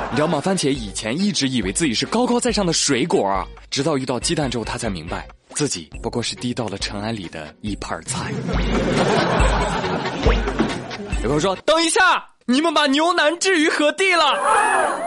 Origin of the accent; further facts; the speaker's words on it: China; 我们中国人